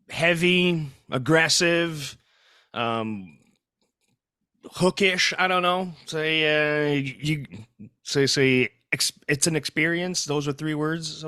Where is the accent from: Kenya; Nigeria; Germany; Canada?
Canada; first language French; English is a second language; Uh, eh, well, I'm I'm I am francophone. My my mother tongue is French.